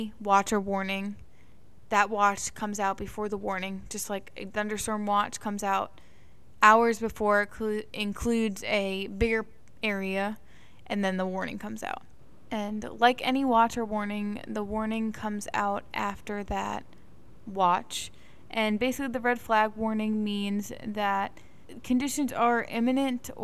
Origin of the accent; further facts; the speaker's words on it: East Coast, United States; we grew up on the East Coast where we don't really deal with a lot of wildfires